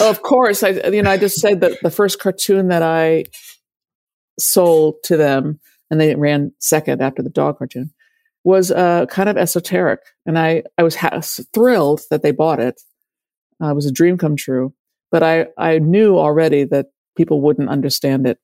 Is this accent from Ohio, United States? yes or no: no; Washington, District of Columbia, United States; when I was growing up in Washington in the 70s, 60s, and 70s